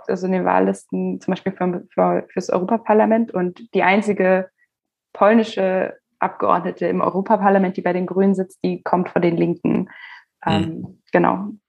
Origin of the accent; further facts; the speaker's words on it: Germany; bei uns Deutschen